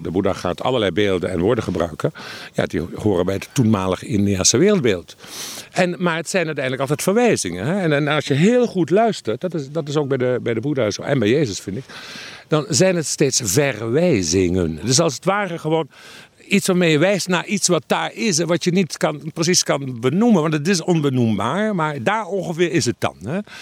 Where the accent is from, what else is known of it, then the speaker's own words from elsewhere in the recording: Limburg, Netherlands; ik groeide op in Limburg